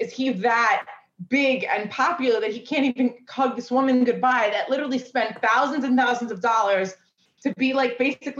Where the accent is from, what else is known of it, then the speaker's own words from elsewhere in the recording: New York City, New York, United States; I live in Astoria in Queens. I'm from Queens, New York. And I'm Greek